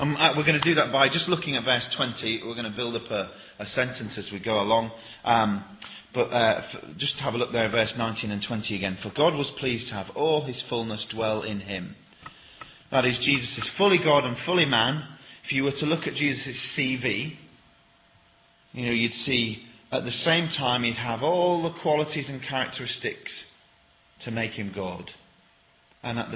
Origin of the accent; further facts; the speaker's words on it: Sheffield, Yorkshire and the Humber, United Kingdom; I'm from Sheffield